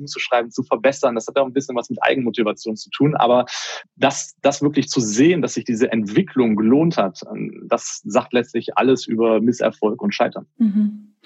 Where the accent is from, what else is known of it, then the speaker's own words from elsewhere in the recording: Germany; bei uns in Deutschland